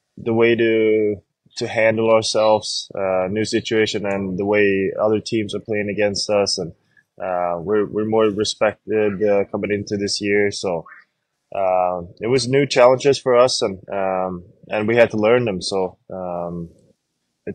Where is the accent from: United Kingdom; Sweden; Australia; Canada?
Sweden; now in Buffalo, United States; growing up in Sweden